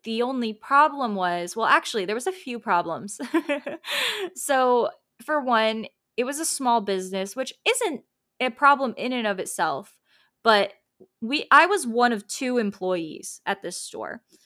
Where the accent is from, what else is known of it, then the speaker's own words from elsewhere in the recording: Tampa, Florida, United States; I'm from Tampa